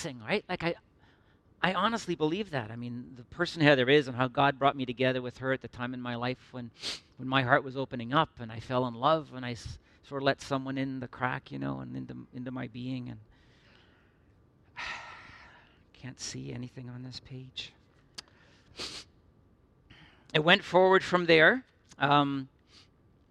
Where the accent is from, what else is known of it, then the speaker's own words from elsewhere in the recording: Midland, Ontario, Canada; also born or lived in Northern Ireland / Toronto; I grew up in Midland and you know, went off to university